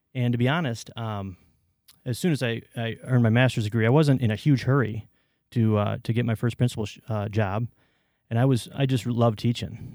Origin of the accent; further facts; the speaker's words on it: Waterloo, Iowa, United States; also born or lived in Evanston, Illinois / northern suburbs of Chicago; moved to Waterloo with my family